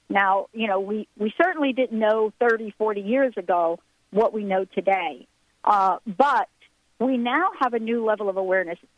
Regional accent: East Coast, United States; Even though I'm from the East Coast

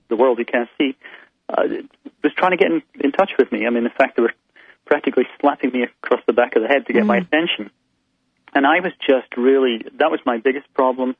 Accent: Scotland, United Kingdom; I grew up in Scotland

